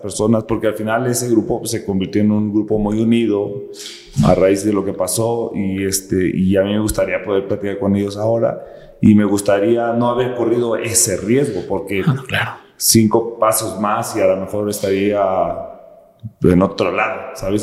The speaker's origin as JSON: {"language": "Spanish", "town": "Morelia", "region": "Michoacán", "country": "Mexico", "tie": "born or raised there", "moved": "as an adult", "said": "yo nací en Morelia, Michoacán, crecí en una colonia de escasos recursos"}